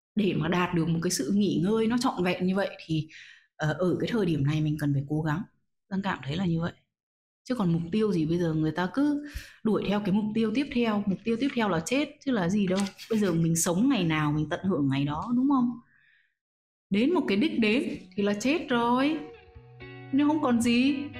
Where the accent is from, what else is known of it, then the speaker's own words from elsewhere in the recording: Vietnam; mình là một người Việt Nam